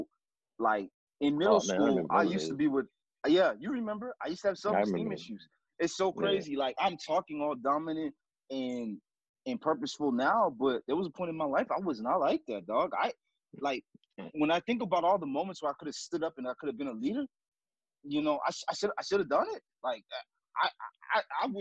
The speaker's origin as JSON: {"language": "English", "town": "North Miami", "region": "Florida", "country": "United States", "tie": "born or raised there", "also_born_or_lived": "Haiti"}